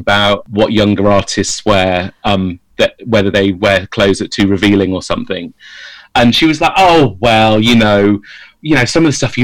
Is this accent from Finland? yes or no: no; United Kingdom